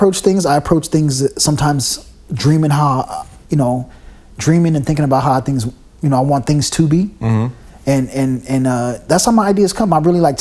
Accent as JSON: {"language": "English", "country": "United States", "also_born_or_lived": "Germany", "moved": "as an adult", "said": "I'm from America"}